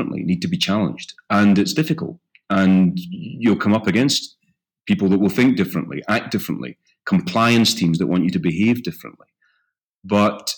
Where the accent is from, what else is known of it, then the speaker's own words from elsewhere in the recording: Isle of Bute, west coast of Scotland, United Kingdom; accent: Scottish; I grew up on the Isle of Bute in the west coast of Scotland